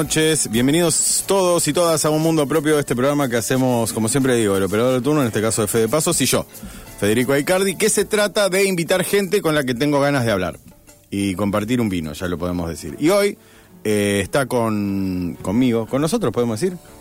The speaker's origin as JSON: {"language": "Spanish", "town": "Rosario", "region": "Santa Fe", "country": "Argentina", "said": "yo soy rosarino puro y duro"}